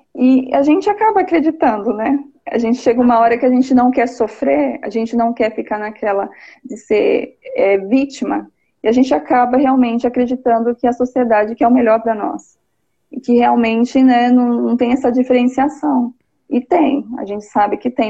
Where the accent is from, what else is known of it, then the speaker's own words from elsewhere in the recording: São Paulo, Brazil; also born or lived in Leme, São Paulo; São Paulo, sou de São Paulo, moro em Leme, interior